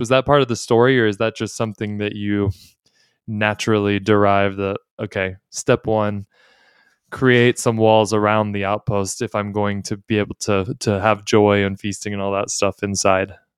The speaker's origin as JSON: {"language": "English", "region": "Texas", "country": "United States", "said": "I'm a Texan"}